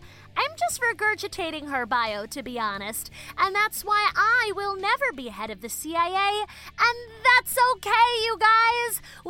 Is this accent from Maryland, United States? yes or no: yes; Baltimore, Maryland, United States; She also used to own an independent bookstore in the 90s in my hometown of Baltimore